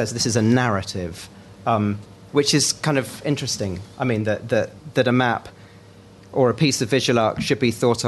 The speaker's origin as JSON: {"language": "English", "town": "Greenwich", "region": "London", "country": "United Kingdom", "tie": "born or raised there", "said": "I grew up in Greenwich, which is the center of the world"}